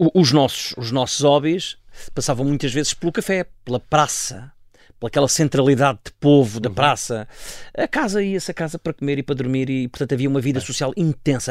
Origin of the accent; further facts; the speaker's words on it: Safara, Alentejo, Portugal; moved away; aquilo já não é a aldeia com vida uh, uh, onde eu nasci e cresci